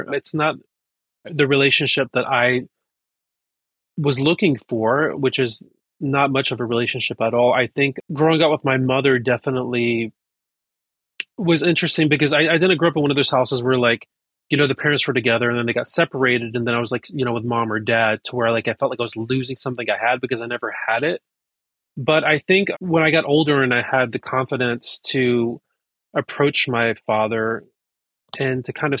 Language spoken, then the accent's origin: English; North Carolina, United States; now in New York City, United States; My partner is American and I grew up in North Carolina. So I'm like a Persian redneck